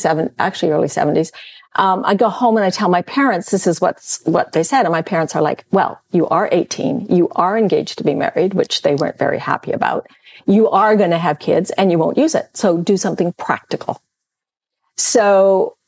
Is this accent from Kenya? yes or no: no; Calgary, Alberta, Canada; moved away as an adult; also born or lived in Vancouver; I'd born and raised in Calgary